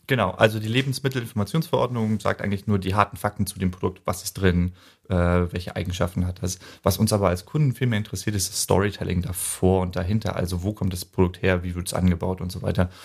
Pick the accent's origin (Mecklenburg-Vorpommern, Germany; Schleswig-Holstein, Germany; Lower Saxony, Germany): Mecklenburg-Vorpommern, Germany; Neubrandenburg; ich stamme gebürtig aus Neubrandenburg